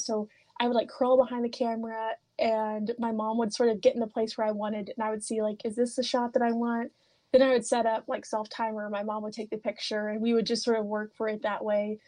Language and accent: English; Oliver Springs, Tennessee, United States; I love growing up in Oliver Springs